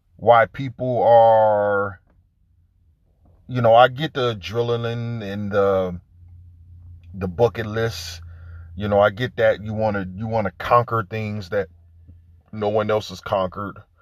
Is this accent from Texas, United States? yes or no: no; Detroit, Michigan, United States; I grew up in Detroit